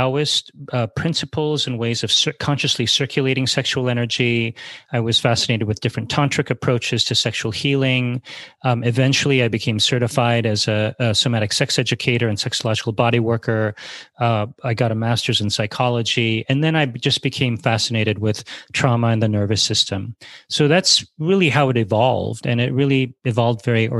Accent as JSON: {"language": "English", "town": "New York City", "region": "New York", "country": "United States", "tie": "born or raised there", "also_born_or_lived": "Japan / Thailand", "said": "coming out of my mom's womb with severely crooked legs. She was a nurse. This was in New York City."}